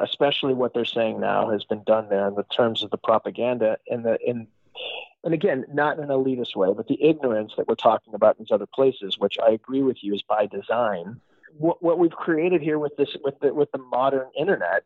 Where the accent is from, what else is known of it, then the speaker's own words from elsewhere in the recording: Phoenix, Arizona, United States; moved away as an adult; also born or lived in San Francisco; I grew up in Phoenix